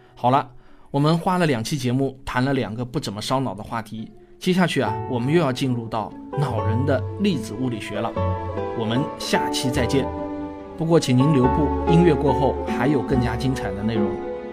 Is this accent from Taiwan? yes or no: no; China; 美国人呼吸的大气与我们中国人呼吸的大气啊，并没有什么本质的不同